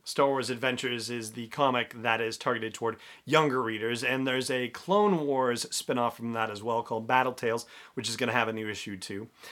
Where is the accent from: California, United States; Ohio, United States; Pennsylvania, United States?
California, United States; Los Angeles; I grew up in Los Angeles, so I've been through Silmar, I've been through Whittier, I've been through Landers, I've been through Northridge